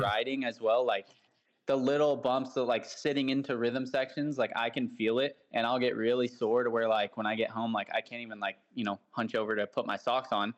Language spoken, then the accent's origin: English; about an hour from San Francisco, California, United States; now in Southern California, United States; I grew up about an hour from there